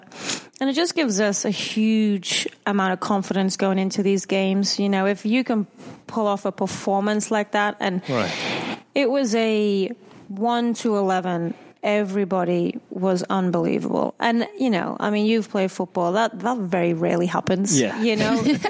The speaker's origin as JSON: {"language": "English", "region": "England", "country": "United Kingdom", "said": "As you know, being English, that this number one, the rivalry, obviously"}